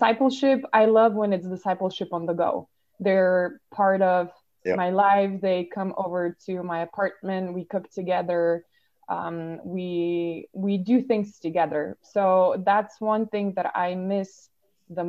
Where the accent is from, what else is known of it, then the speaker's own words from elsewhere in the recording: Slovenia; I am from Slovenia. I am a youth worker here